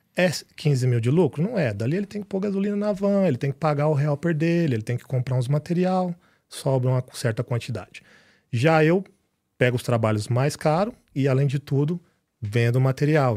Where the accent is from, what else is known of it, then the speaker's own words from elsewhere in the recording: Piracanjuba, Goiás, Brazil; moved away as an adult; now in United States; eu sou de Piracanjuba